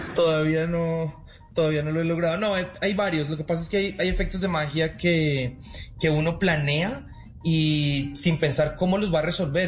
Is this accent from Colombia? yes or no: yes; Colombia; also born or lived in Las Vegas, United States / Argentina; Aquí en Colombia existe. Yo estudié en esa escuela